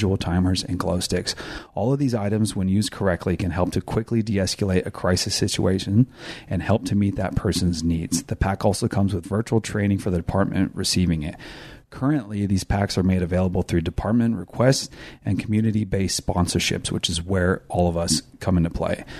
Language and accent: English; Elk Grove, California, United States; born or raised there